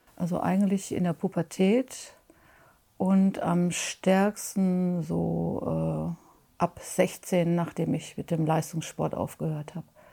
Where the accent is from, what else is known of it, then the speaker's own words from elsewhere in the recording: Mönchengladbach, North Rhine-Westphalia, Germany; ich komme aus Mönchengladbach